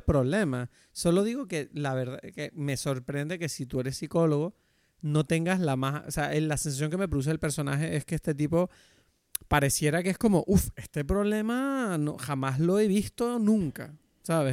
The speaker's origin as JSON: {"language": "Spanish", "region": "Canary Islands", "country": "Spain", "also_born_or_lived": "Madrid", "moved": "as an adult", "said": "desde que yo me mudé de Madrid a Canarias otra vez"}